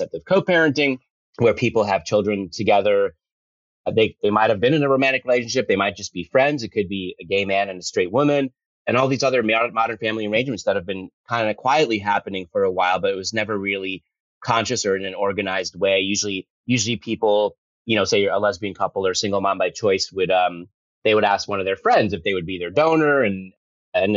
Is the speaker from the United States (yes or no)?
yes; Fort Lee, New Jersey, United States; moved away as an adult; also born or lived in Los Angeles / New York City; I grew up in Fort Lee, New Jersey